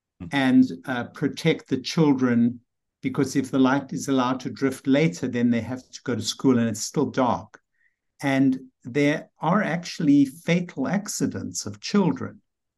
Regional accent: South Africa; moved away as an adult; now in New York City, United States; And I remember I came from South Africa to New York City.

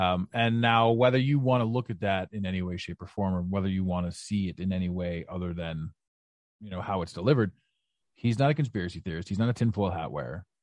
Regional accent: Ottawa, Ontario, Canada; moved away; Ottawa, your, your, your beautiful hometown, my hometown, uh, although, although I'm not there now

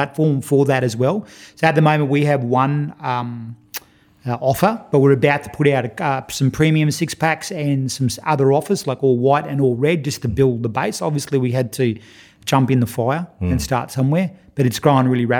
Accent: Queensland, Australia; I'm a Queenslander

